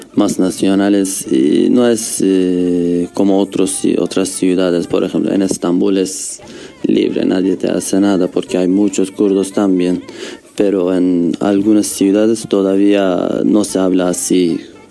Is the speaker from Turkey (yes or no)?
yes; Kurdistan, Turkey; Spanish is a second language; moved away as an adult; now in Uruguay; todos somos kurdos, todos hablamos kurdo